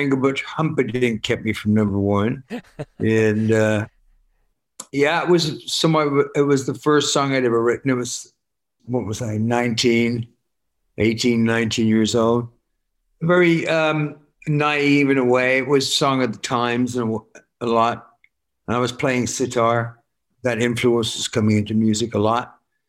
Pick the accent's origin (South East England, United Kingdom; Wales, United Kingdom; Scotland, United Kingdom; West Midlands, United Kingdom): West Midlands, United Kingdom; Worcester; I'm from Worcester. Yeah. I'm just, you know, running around in farmland.